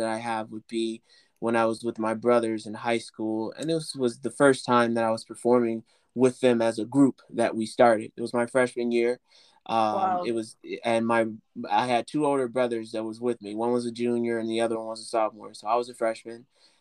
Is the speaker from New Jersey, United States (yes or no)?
no; Chicago, Illinois, United States; moved away as an adult; now in Los Angeles, United States; my early life as a child, coming from the South Side of Chicago, coming from the ghettos of Chicago, growing up in Inglewood, and then eventually moving to the Roseland area